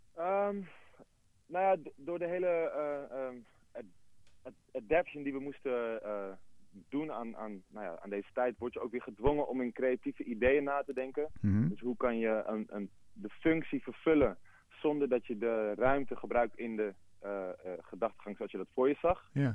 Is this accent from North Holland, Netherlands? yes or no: yes; Amsterdam, North Holland, Netherlands; ik ben zelf geboren in Rijgersbos. Dus de, de, connectie die ik heb met de buurt is, eh, een hele organische